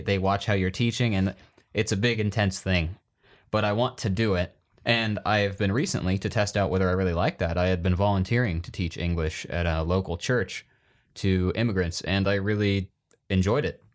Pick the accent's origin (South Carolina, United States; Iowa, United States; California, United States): Iowa, United States; growing up in Iowa